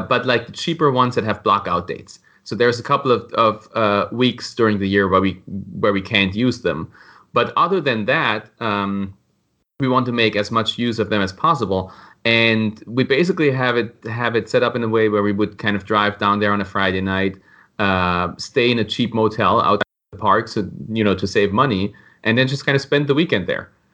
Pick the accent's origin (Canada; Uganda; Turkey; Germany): Germany; moved away as an adult; now in Florida, United States; I was born in Germany, but I've been living in Florida for the last seven years.